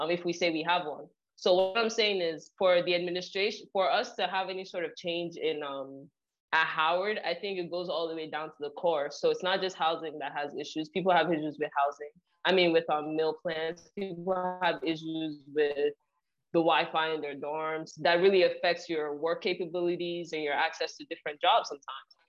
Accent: Nigeria; now in New Jersey, United States; I grew up in Nigeria, so we came here with visions to succeed

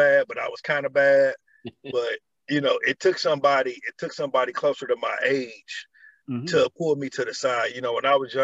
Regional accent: Georgia, United States; now in Indiana, United States; I'm originally from Georgia

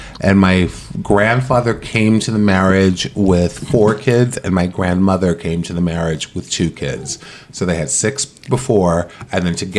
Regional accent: Massachusetts, United States; No, this isn't my father's side was all in Massachusetts. I was born in Massachusetts.

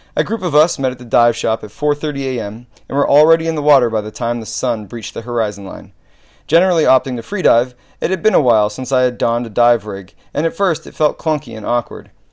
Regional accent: United States; U S

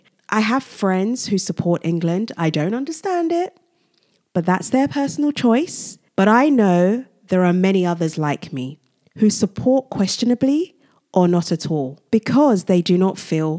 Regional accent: Nigeria; Secondly, I am originally from Nigeria, a Commonwealth country

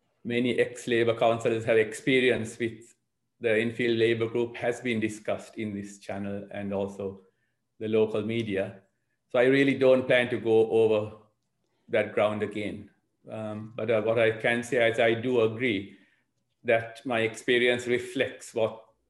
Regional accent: Sri Lanka; also born or lived in Southgate, London; now in London, United Kingdom; I'm originally from Sri Lanka. I've been here for 40 years, and I've lived in Southgate Ward for 26 years

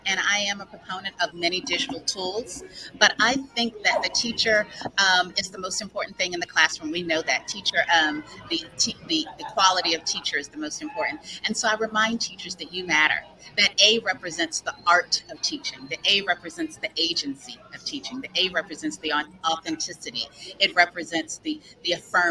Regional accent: Mobile, Alabama, United States; I am a proud Mobilian. I am from Mobile, Alabama

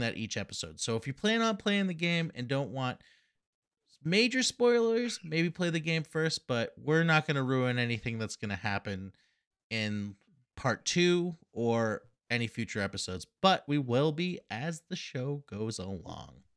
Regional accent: Massachusetts, United States; we are from Massachusetts

